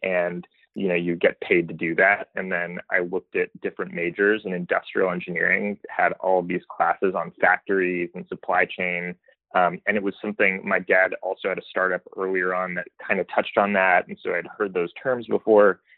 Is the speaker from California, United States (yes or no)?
yes; Palo Alto, California, United States; also born or lived in New York; grew up in Palo Alto.